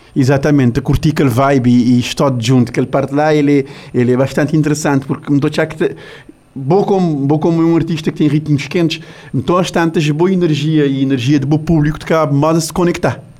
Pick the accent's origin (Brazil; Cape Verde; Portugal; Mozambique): Cape Verde; nós, como cabo-verdiano